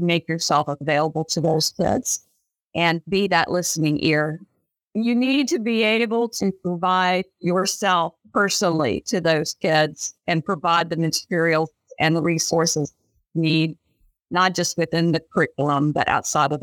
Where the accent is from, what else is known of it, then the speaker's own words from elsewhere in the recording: Ohio, United States; I grew up in Ohio.